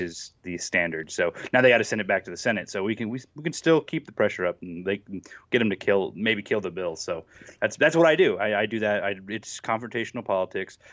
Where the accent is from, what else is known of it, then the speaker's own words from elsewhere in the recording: United States; I'm from Oklahoma, Texas